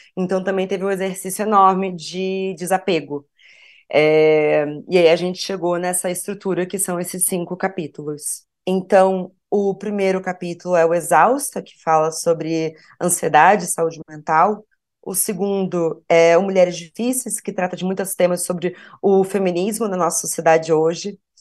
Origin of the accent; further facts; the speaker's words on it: Porto Alegre, Rio Grande do Sul, Brazil; sou de Porto Alegre